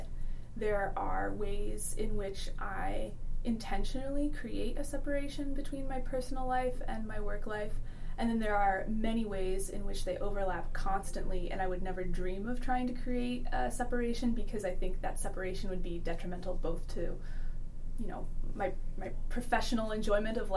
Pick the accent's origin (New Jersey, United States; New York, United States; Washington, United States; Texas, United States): New York, United States; upstate; moved away as an adult; now in Alaska, United States; I grew up in upstate New York